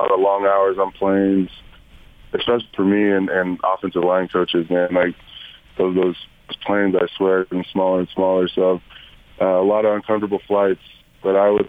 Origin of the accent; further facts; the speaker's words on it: Southern California, United States; growing up in Southern California and watching USC